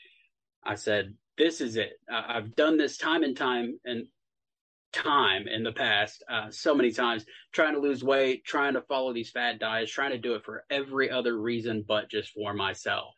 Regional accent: Texas, United States; now in Tennessee, United States; I'm actually from Texas.

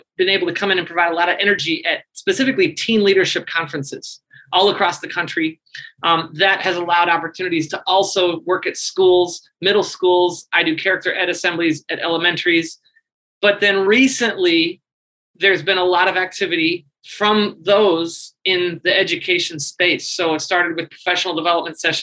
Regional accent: St. Louis, Missouri, United States; moved away as an adult; also born or lived in Chicago / Japan; I'm from St. Louis. I wanted to explore life outside of St. Louis.

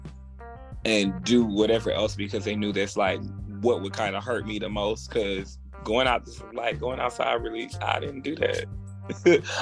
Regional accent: Birmingham, Alabama, United States; also born or lived in Clarksville, Tennessee; now in Atlanta, United States; I reside in Atlanta at the moment. I'm from Birmingham, Alabama, by way of Clarksville, Tennessee

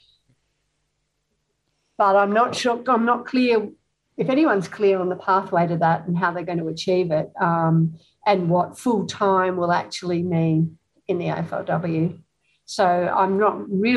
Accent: Hamilton, Victoria, Australia; moved away; that's my hometown

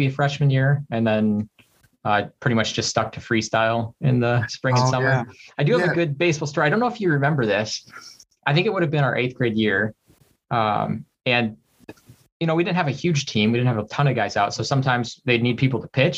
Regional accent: Dubuque, Iowa, United States; moved away as an adult; also born or lived in southwestern Wisconsin / Canada / Korea; now in Minneapolis, United States; I was born in Dubuque and grew up there, and then moved across the river in southwestern Wisconsin, right across the river from Dubuque. Grew up in Dubuque

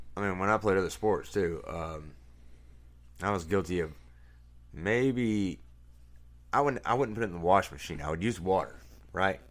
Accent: North Carolina, United States; we're from North Carolina.

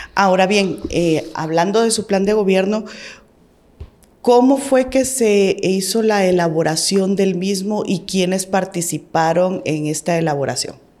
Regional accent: Guatemala; nosotros nos interesa como guatemaltecos

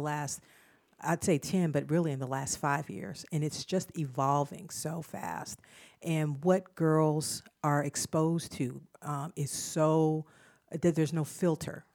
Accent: Albany, Georgia, United States; now in Charlotte, United States; I grew up in Southwest Georgia

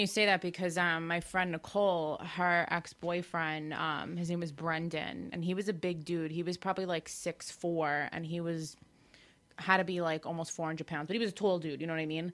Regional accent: Farmingdale, New York, United States; I'm from Farmingdale

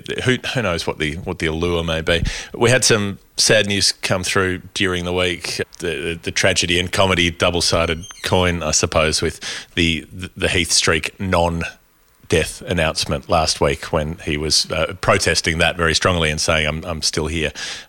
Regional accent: Australia; you'd be at a game as an Australian

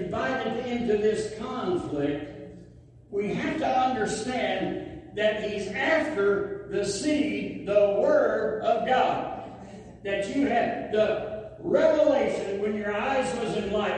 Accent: the South, United States; I'm from the South.

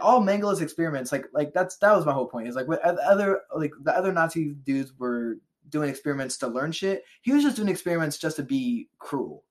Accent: Cincinnati, Ohio, United States; we're from Cincinnati.

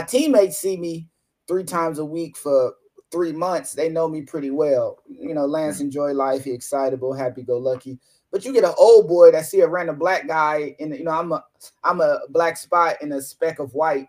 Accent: Toledo, Ohio, United States; moved away as an adult; my hometown, Toledo, Ohio

